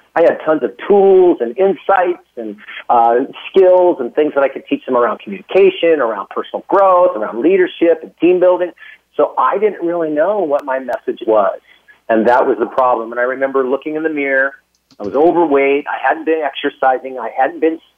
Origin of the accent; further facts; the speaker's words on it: Alaska, United States; also born or lived in San Francisco Bay Area, California; now in Austin, United States; I was born and raised in Alaska.